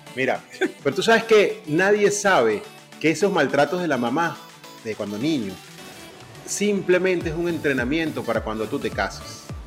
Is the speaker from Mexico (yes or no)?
no; Venezuela; now in Panama; y vivo en Panamá y soy venezolano